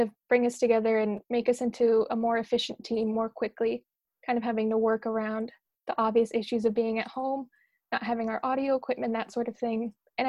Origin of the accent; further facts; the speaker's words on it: Bethel, Connecticut, United States; moved away as an adult; also born or lived in New York City; I'm from Bethel, Connecticut, which is just kind of over the border from New York